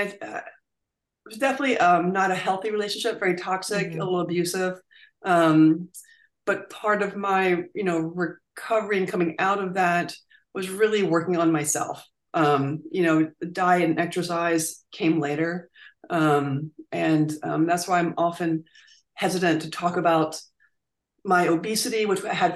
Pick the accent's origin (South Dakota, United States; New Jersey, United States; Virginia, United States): Virginia, United States; I grew up in Virginia